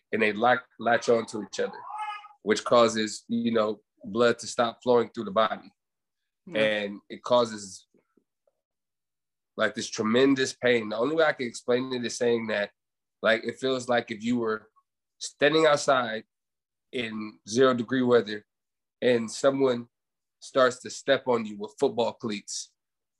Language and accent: English; Los Angeles, California, United States; now in Fontana, United States; I was born and raised in Los Angeles, California. I live in Fontana now